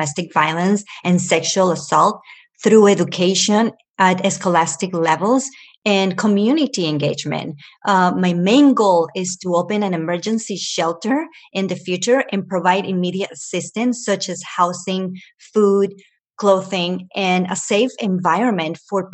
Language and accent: English; Venezuela; moved away; also born or lived in Ecuador; I was born in Ecuador and raised in Venezuela